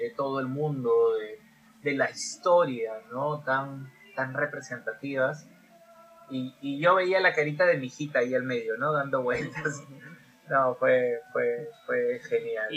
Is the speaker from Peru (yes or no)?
yes; Peru; somos peruanos